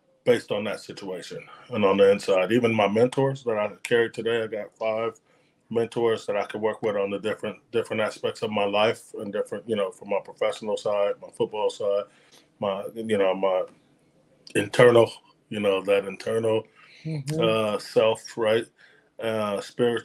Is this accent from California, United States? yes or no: yes; East Palo Alto, California, United States; growing up in East Palo Alto shaped me and made me tough